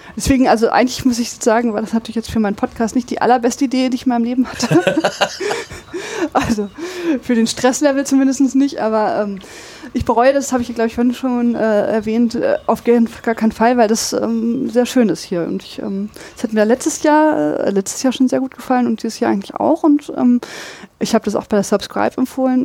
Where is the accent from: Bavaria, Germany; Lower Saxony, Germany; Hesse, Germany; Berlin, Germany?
Lower Saxony, Germany; Braunschweig; now in Dortmund, Germany; Ich komme aus Braunschweig